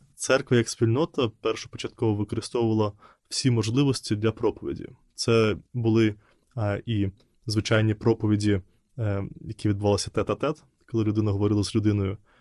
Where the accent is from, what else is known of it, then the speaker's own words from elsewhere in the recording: Belarus; Ukrainian is a second language; moved away as an adult; now in Ukraine; я виїхав з Білорусі, я до монастиря поїхав в Україну. І це було для мене якраз таким ще й зовнішнім певним знаком, що я залишаю дім свій